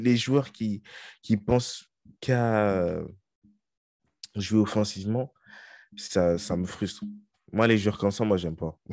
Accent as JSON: {"language": "French", "country": "France", "said": "nous, on est français"}